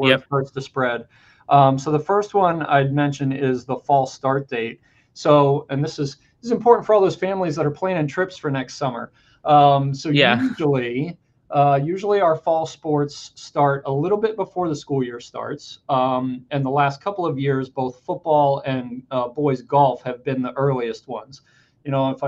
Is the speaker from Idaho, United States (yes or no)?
no; Pennsylvania, United States; now in Connecticut, United States; I grew up in Pennsylvania.